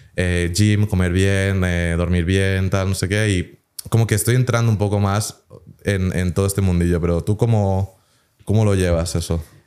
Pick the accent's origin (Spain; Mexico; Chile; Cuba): Spain; moved away; yo aunque no viva en España, pues digo, oye, pues soy español